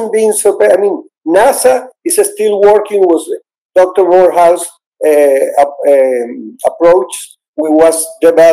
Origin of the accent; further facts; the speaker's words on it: Caracas, Capital District, Venezuela; I was born in Caracas, Venezuela